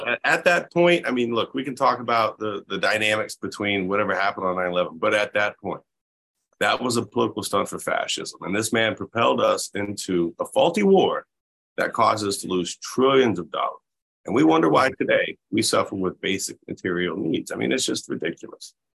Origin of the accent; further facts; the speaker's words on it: Panama City Beach, Florida, United States; my hometown, when I'm living on, you know, the where I'm from in Panama City Beach